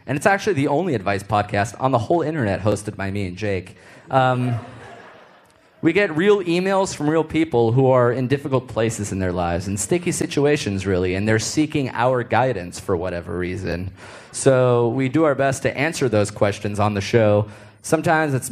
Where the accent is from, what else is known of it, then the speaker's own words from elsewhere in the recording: United States; we're from America